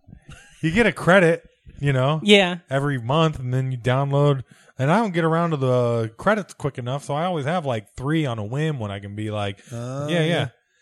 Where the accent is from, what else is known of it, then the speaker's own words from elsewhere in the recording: Des Moines, Iowa, United States; growing up in Iowa